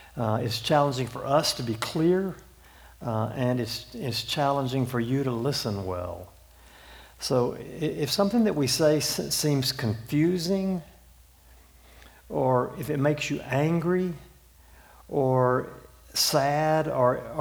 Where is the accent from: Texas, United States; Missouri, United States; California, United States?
Texas, United States; Houston; I'm from Houston, Texas. Have lived there for the last 40 years